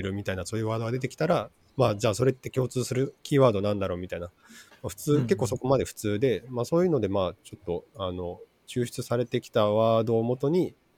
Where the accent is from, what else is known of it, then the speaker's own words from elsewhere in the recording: Matsuyama, Ehime, Japan; moved away as an adult; also born or lived in Kobe; 出身は、 えっと、愛媛県ですね。愛媛県松山市生まれ